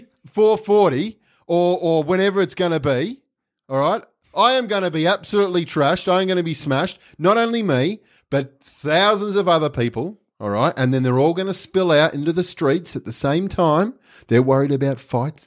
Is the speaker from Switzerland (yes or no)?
no; Australia; I'm an Australian